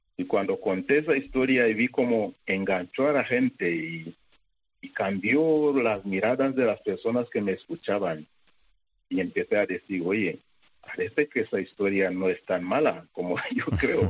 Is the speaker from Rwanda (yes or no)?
yes; Rwanda; moved away as an adult; also born or lived in Zaire; yo tenía un concepto de sacerdote, de vida, todo en rosas, porque estaba en mi país